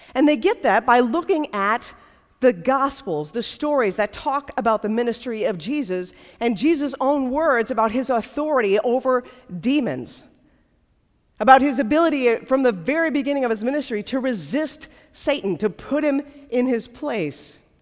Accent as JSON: {"language": "English", "country": "United States", "tie": "born or raised there", "said": "for those of us uh, who grew up in the United States"}